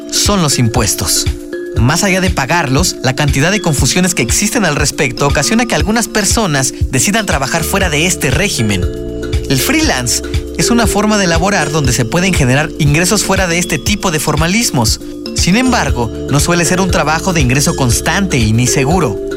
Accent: Barranquilla, Atlántico, Colombia; eh, estudio Comunicación Social y Periodismo en la Universidad del Norte, soy de Barranquilla.

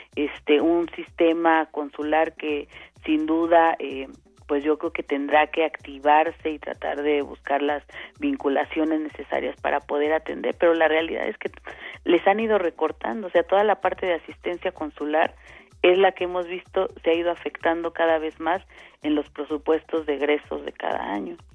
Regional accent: Mexico; nosotros, por ejemplo, aquí en, en, en México

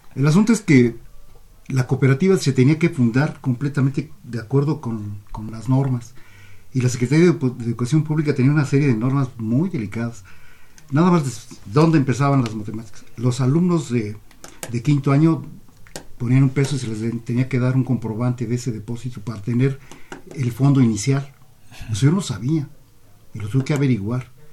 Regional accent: Mexico

